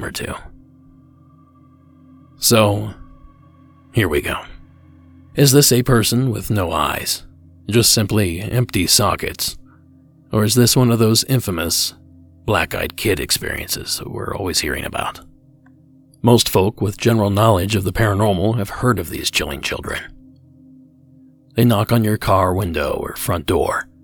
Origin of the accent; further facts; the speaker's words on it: Ohio, United States; my home state of Ohio